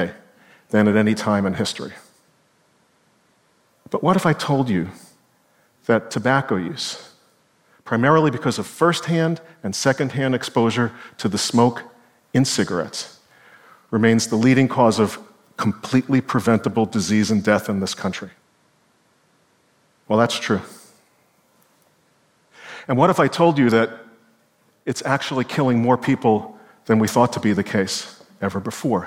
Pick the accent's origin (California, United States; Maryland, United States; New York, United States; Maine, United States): New York, United States; New York City; I was a kid growing up in Brooklyn, New York